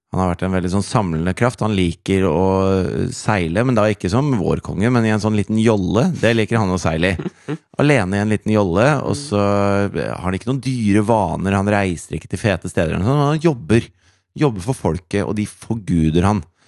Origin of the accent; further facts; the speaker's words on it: Norway; vi som nordmenn